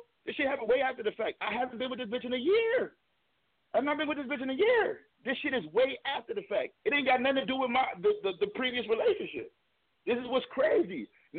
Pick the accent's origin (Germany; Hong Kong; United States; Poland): United States; Brooklyn, New York; born there; I was born in Brooklyn.